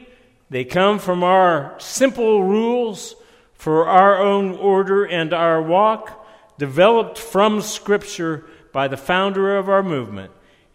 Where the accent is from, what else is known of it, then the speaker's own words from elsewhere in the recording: Ohio, United States; When I grew up in Lake Erie, we used to spend our summers there.